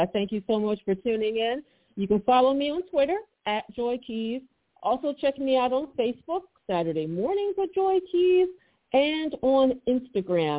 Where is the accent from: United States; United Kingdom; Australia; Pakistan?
United States; Philadelphia, Pennsylvania; also born or lived in Italy; my hometown